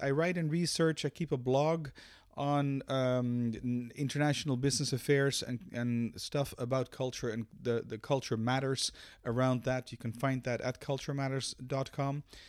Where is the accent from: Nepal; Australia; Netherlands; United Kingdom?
Netherlands; Amsterdam, North Holland; now in Belgium; I'm a Dutch national, born and raised in Amsterdam.